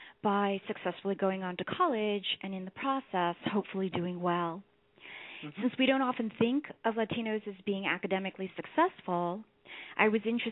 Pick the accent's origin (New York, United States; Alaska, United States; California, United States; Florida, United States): New York, United States; New York City; I was born in Manhattan's Chinatown and grew up between there and Queens, where we moved later on